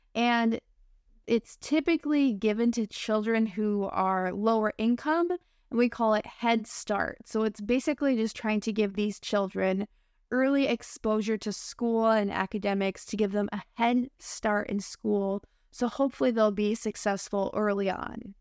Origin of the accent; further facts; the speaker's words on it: United States; accent: American English; I'm your American English teacher friend